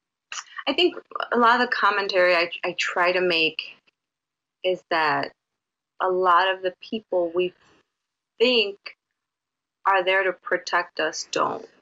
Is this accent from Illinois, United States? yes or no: yes; Chicago, Illinois, United States; also born or lived in Puerto Rico; I grew up here. I'm from Chicago